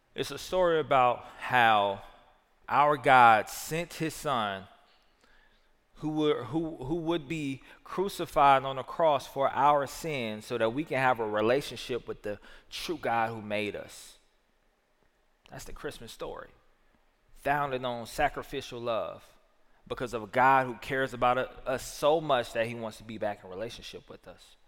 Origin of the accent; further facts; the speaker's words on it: the South, United States; I'm a Southerner